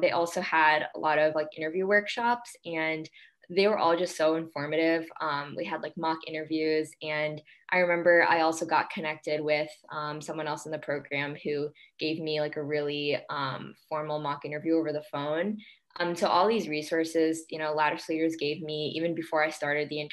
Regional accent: New York, United States; I'm originally from New York and have been here my whole life

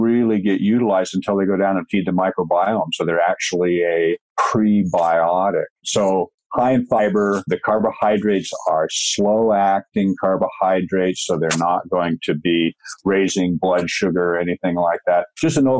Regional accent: Washington, United States; moved away as an adult; now in British Columbia, Canada; Pacific Northwest, Washington State, and now I'm in British Columbia

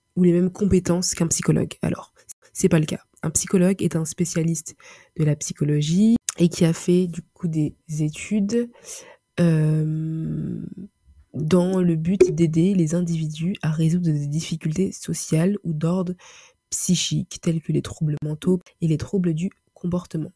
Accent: Paris, Île-de-France, France; je suis d'origine euh, congolaise, je vis, je suis née à Paris, donc j'évolue je, je, grandis dans une culture euh, occidentale.

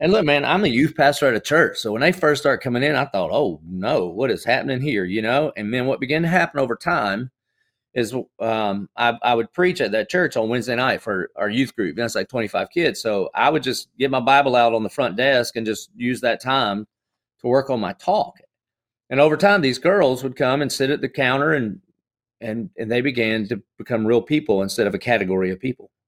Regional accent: the South, United States; I grew up in the South, so I, I would have considered myself a Christian just like most good old Southern boys do.

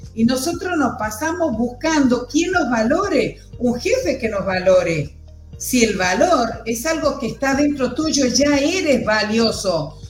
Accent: Argentina; nosotros también como, argentinos

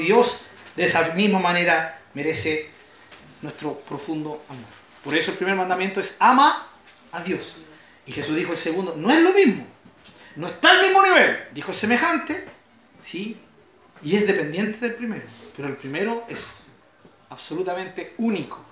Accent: Chile; Estamos orgullosos de nuestro país

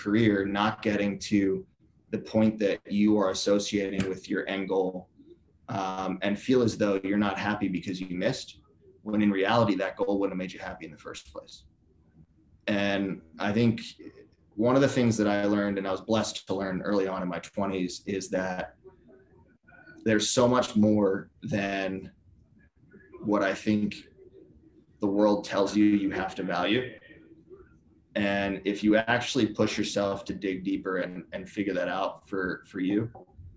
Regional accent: Philadelphia, Pennsylvania, United States; I'm from Philly, so love like Phillies, Flyers

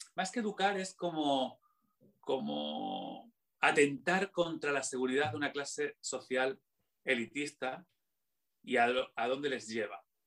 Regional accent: Extremadura, Spain; now in Madrid, Spain; yo soy de esas ciudades yo soy extremeño

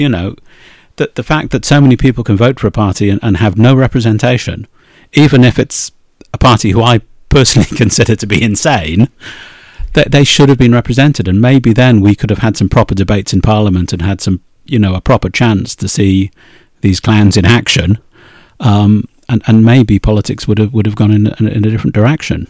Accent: Wales, United Kingdom

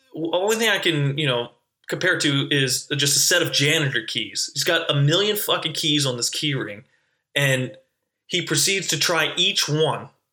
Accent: North Carolina, United States; I'm originally from North Carolina

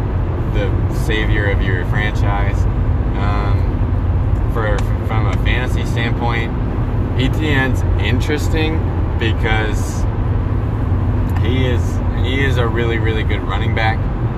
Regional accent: Minnesota, United States; I am from Minnesota.

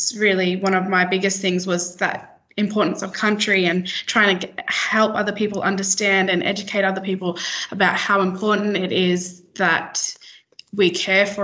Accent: Broome, Western Australia, Australia; I grew up and was born and raised in Broome, WA

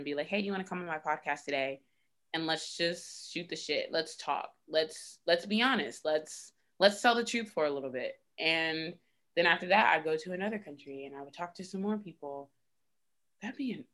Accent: Virginia Beach, Virginia, United States; also born or lived in New York; now in Norfolk, United States; I grew up in Virginia Beach

